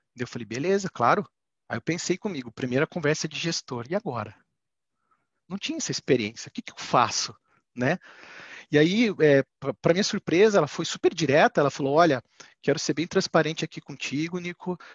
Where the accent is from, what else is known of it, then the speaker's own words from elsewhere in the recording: Curitiba, Paraná, Brazil; Eu sou natural de Curitiba, tenho 38 anos